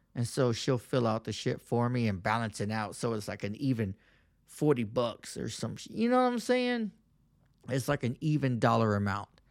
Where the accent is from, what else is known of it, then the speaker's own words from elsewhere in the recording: Texas, United States; I'm from the South South. I'm from Texas.